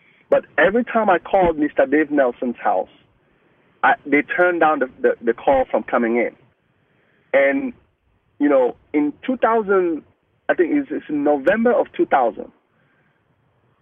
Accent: Cameroon; first language Mungaka; English is a second language; moved away as an adult; now in United States; I'm from West Africa. I just came into the country for the first time.

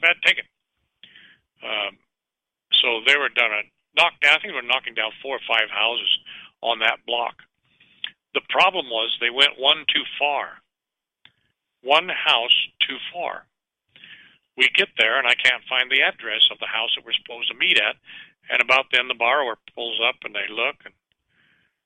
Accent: Richmond, California, United States; also born or lived in San Pablo, California; I grew up in Richmond, California

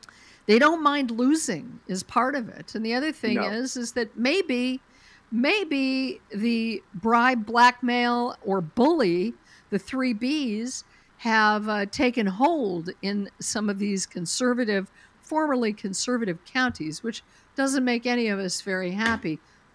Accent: Colorado, United States; moved away; I don't even live in Colorado anymore, but Colorado's my home state.

